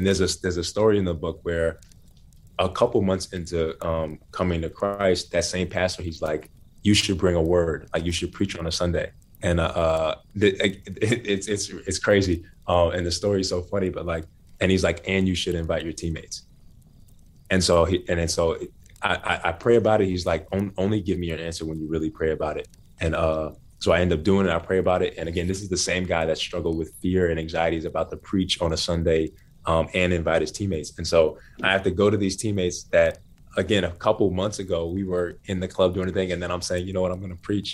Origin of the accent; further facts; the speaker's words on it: Naples, Florida, United States; also born or lived in Bronx, New York; my parents split up when I was 10, and I moved from Black Bronx, New York to white Naples, Florida